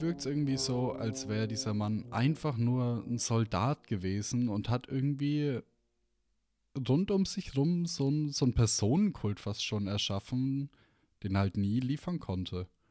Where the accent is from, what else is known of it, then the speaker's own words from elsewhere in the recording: Germany; als deutscher Staatsbürger